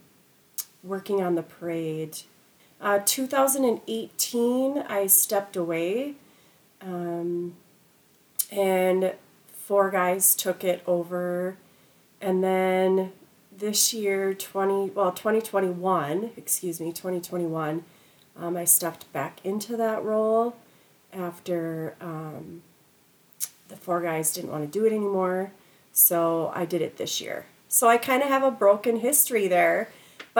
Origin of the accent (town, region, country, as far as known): Anoka, Minnesota, United States; born or raised there